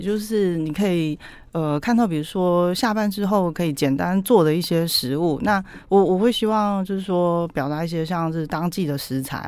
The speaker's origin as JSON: {"language": "Chinese", "country": "Taiwan", "said": "我们台湾人超爱烟熏味"}